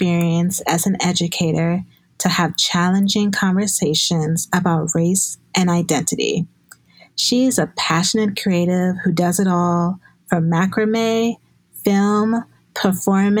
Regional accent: Chicago, Illinois, United States; born or raised there

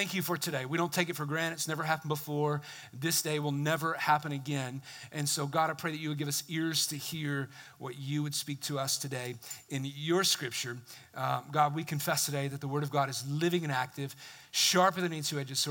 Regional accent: the South, United States; I come from the South

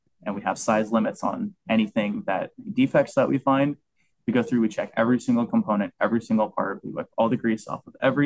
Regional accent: Orlando, Florida, United States; I grew up born and raised in Orlando

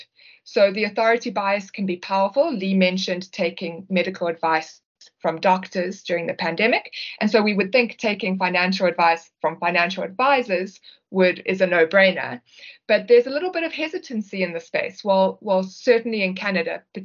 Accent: South Africa; we're from South Africa

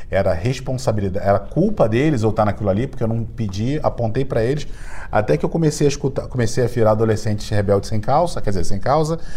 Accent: Brazil; accent: carioca; Quem, quem me, já me viu sabe que eu tenho sotaque de carioca, mas meu design é cearense, então minha família veio toda do, do Ceará.

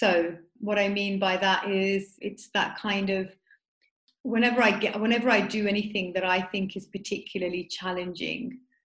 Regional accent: Smethwick, West Midlands, United Kingdom; I grew up in Smethwick, which is it's quite, you know, predominantly Asian area where I grew up

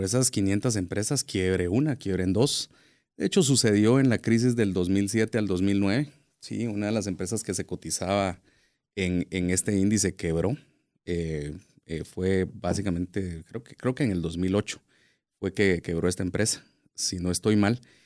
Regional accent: Guatemala; nosotros como guatemaltecos

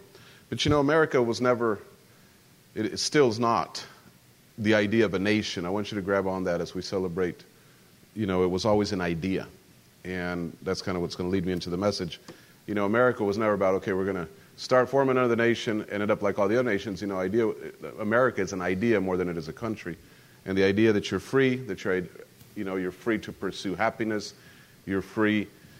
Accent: central Mexico, Mexico; because I grew up as an American, but I grew up in Mexico. So in central Mexico, you know, you grow up with some, it's just part of growing up.

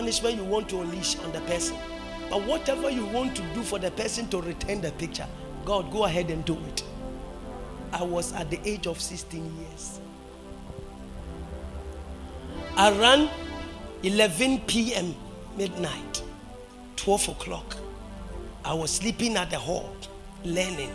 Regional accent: Brakwa, Central Region, Ghana; my hometown, my father's hometown, Brakwa

